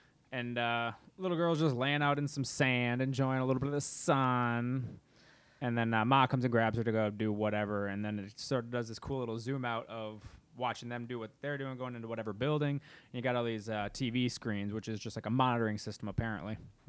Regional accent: Midwest, United States; We're from the Midwest.

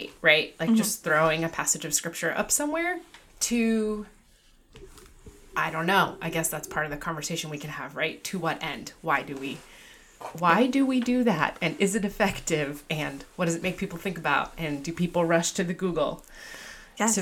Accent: Newport, Rhode Island, United States; I grew up in Newport. I still live there. I did leave for a period of time, but I grew up in Newport and out on Brenton Point, which is the state park around Ocean Drive

